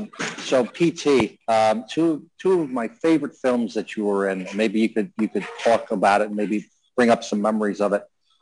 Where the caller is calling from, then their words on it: New York City, New York, United States; I just got off the plane from Palm Beach, so from LaGuardia Airport. So I'm calling you from New York City.